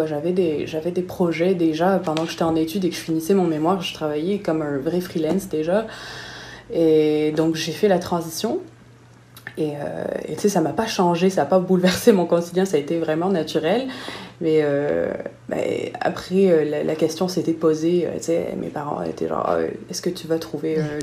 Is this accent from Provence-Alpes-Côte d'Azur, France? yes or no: yes; Nice, Provence-Alpes-Côte d'Azur, France; moved away as an adult; now in Montreal, Canada; Je viens de Nice